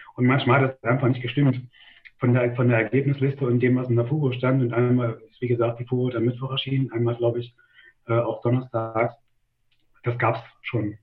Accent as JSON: {"language": "German", "town": "Gera", "region": "Thuringia", "country": "Germany", "tie": "born or raised there", "said": "Also ich bin in Gera geboren und in einem Dorf, äh, in der Nähe von Gera aufgewachsen."}